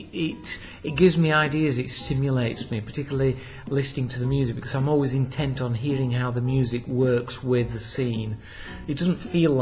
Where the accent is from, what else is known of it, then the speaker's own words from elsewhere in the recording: Huddersfield, Yorkshire and the Humber, United Kingdom; my hometown of Huddersfield